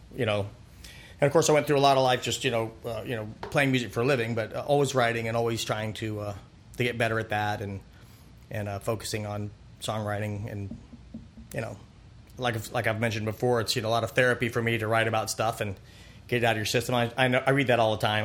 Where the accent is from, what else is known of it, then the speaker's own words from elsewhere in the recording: Pompano Beach, Florida, United States; also born or lived in Fort Lauderdale, Florida / Ocala, Florida; I grew up in Pompano Beach, Fort Lauderdale area, adjacent Deerfield Beach, mm-hmm. and uh, yeah, South Florida